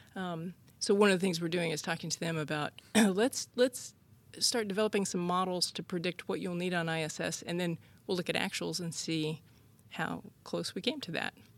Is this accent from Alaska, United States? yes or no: yes; Alaska, United States; also born or lived in New Mexico; now in Houston, United States; I was born in Alaska.